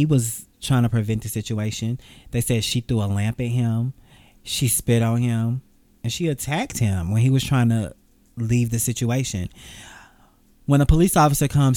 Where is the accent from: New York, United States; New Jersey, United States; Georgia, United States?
Georgia, United States; Atlanta; I'm from Atlanta. I stay in Atlanta.